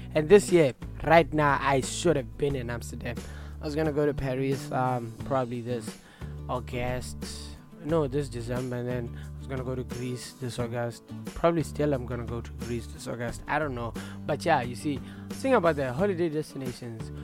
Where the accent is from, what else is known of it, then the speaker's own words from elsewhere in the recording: Botswana; now in Norwich, United Kingdom; I'm from Botswana